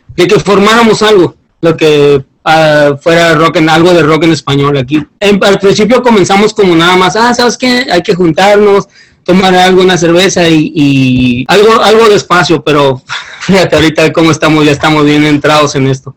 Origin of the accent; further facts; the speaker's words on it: Guerrero, Mexico; moved away as an adult; yo soy del estado de Guerrero